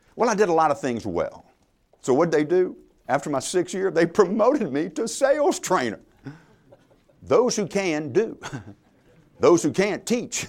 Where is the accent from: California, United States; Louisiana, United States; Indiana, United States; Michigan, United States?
Louisiana, United States; I'm from Louisiana.